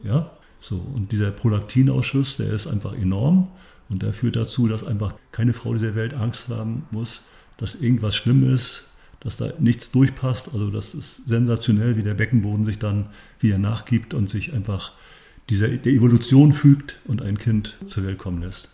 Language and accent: German; Grevesmühlen, Mecklenburg-Vorpommern, Germany; hierher in meinen Heimatort, hier in Grebesmühlen